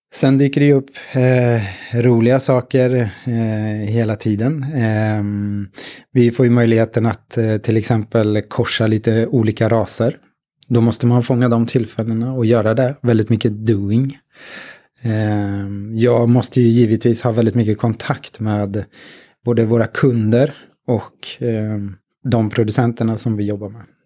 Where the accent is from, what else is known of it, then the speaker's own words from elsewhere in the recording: Katrineholm, Södermanland, Sweden; Jag är um, från Katrineholm, snart 50